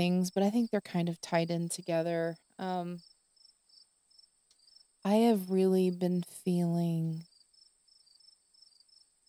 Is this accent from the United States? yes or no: yes; the South, United States; I am from the South, and crickets in the evening